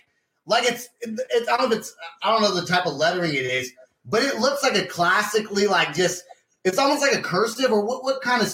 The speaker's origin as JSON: {"language": "English", "town": "Vacaville", "region": "California", "country": "United States", "said": "I'm from Vacaville."}